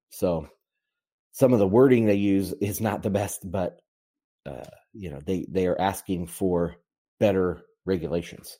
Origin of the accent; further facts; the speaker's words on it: United States; I'm an American